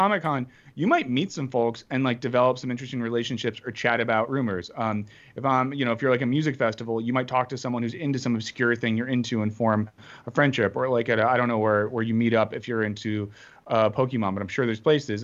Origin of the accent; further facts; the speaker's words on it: Winter Springs, Florida, United States; I grew up in Winter Springs, Florida